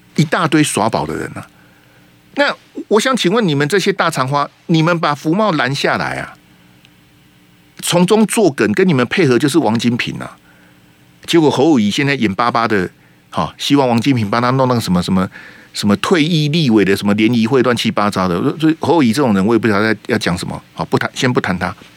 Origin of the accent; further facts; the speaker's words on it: Taiwan; 我们台湾这边